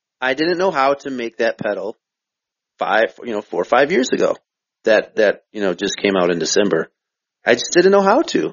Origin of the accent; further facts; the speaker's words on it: Minnesota, United States; I'm from Minnesota